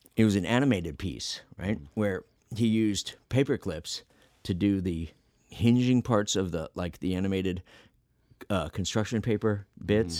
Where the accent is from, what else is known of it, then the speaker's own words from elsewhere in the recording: Phoenix, Arizona, United States; we're from Phoenix